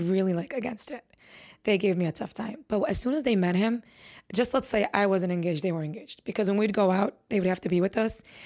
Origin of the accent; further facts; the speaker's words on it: Chicago, Illinois, United States; I was born and raised in Chicago, Illinois.